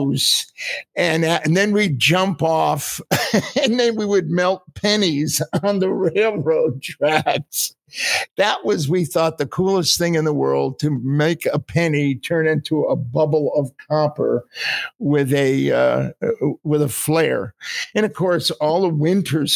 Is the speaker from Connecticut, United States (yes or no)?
yes; Middletown, Connecticut, United States; I was born in Middletown, Connecticut.